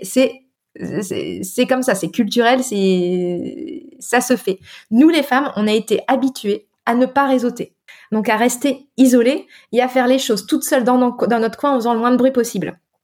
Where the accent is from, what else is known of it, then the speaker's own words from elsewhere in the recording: northern France, France; moved away; also born or lived in Brittany; moi je suis bretonne de cœur hein, d'adoption parce que j'ai grandi dans le nord de la France